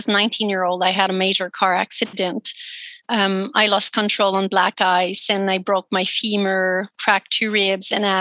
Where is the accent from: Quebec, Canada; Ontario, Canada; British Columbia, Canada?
Quebec, Canada; English is a second language; moved away as an adult; now in Nanaimo, Canada; I grew up in Quebec and I moved here on Vancouver Island when I was 22